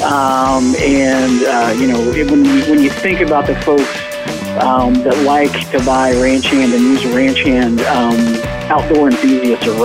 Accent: Southern Illinois, United States; where I grew up in Southern Illinois

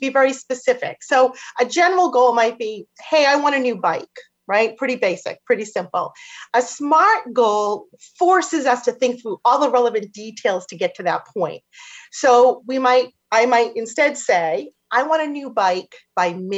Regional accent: Boston, Massachusetts, United States; accent: Boston; my Boston accent's going to kick

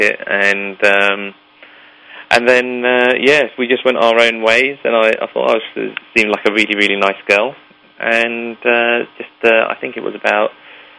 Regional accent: London, United Kingdom; also born or lived in Leeds; I then moved to London when I was approximately 2 years old. So as far as I'm concerned, I've been born and bred in London

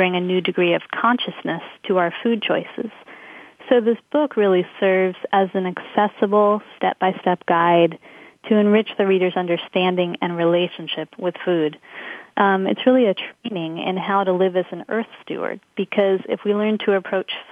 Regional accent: Los Angeles, California, United States; moved away as an adult; I grew up in Los Angeles, but I left at a very young age after high school

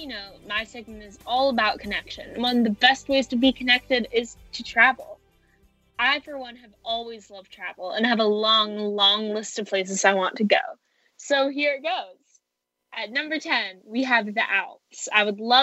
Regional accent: Virginia, United States; I'm from Virginia, so I do get, like, all four seasons

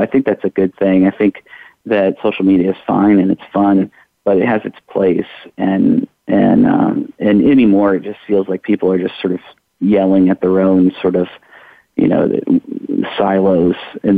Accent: Iowa, United States; now in Louisville, United States; I'm originally from Iowa.

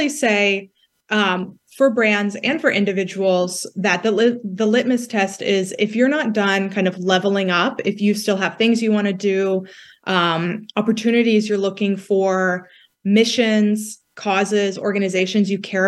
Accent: West Texas, United States; moved away as an adult; now in Washington, DC, United States; I grew up in West Texas.

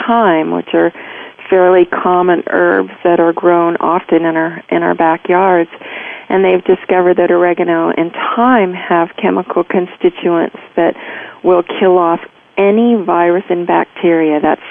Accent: United States; also born or lived in Virginia / Georgia; I grew up in Virginia and Georgia

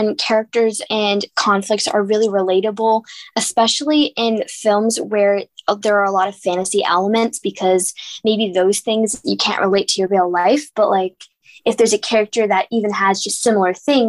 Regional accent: Boston, Massachusetts, United States; from Boston, and you are listening to Kids First Coming Attractions.

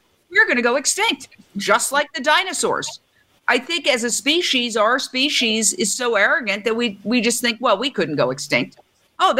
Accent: New York, United States; I'm a New Yorker.

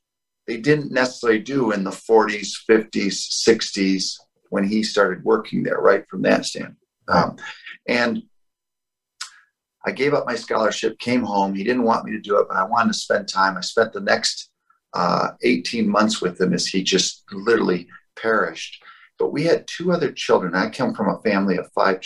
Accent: Toledo, Ohio, United States; moved away as an adult; now in Naples, United States; I come from the Midwest, the Toledo, Ohio area

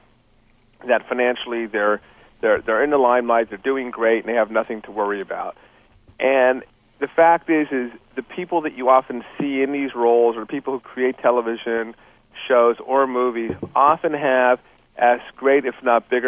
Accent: Los Angeles, California, United States; also born or lived in New York; I grew up in Los Angeles, I went to college and law school in New York

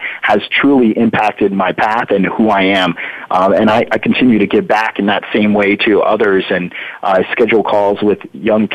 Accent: New Jersey, United States; also born or lived in Florida; now in Harrisburg, United States; I grew up in New Jersey, but both my parents grew up in Pennsylvania, and I spent a lot of time in the summers out in PA

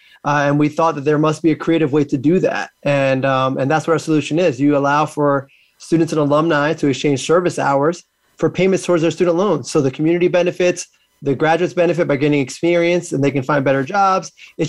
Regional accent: Trenton, New Jersey, United States; I grew up in Trent, actually, in New Jersey

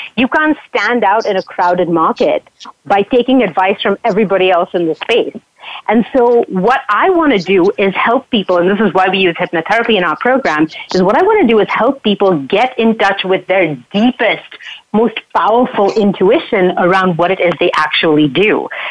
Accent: Mumbai, Maharashtra, India; now in Canada; I grew up in Mumbai.

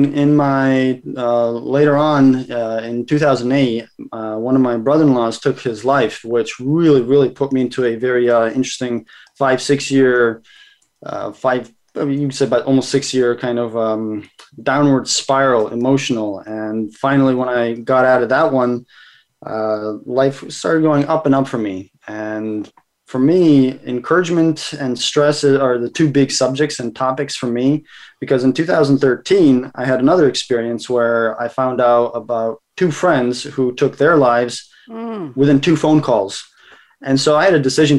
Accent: United States; also born or lived in Kazakhstan; So my family moved to America, and as child number 5 of 6, I was always kind of left to my own devices. In America, growing up in a Russian culture

